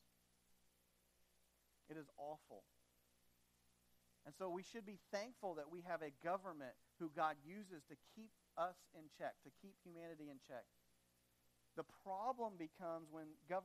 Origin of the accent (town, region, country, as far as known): United States; also born or lived in Madagascar